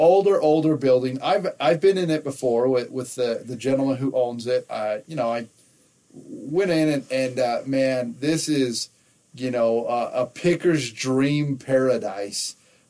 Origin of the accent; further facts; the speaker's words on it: Nevada, United States; also born or lived in Southern California; So back when I was a kid, I grew up in Nevada. There's a good little episode that talks all about that. But before that, we lived in Southern California.